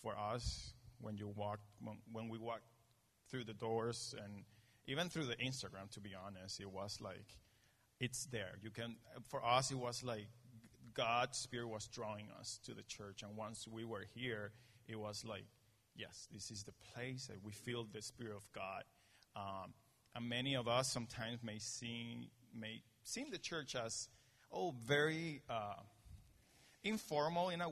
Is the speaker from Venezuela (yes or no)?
yes; Venezuela; moved away; also born or lived in Denver, Colorado; I'm from Venezuela